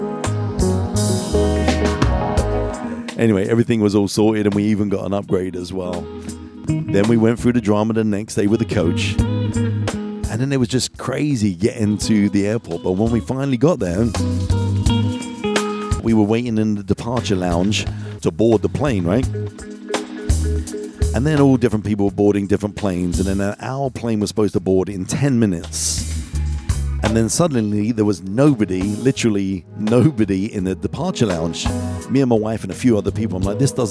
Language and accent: English; London, United Kingdom; moved away; I'm from London originally.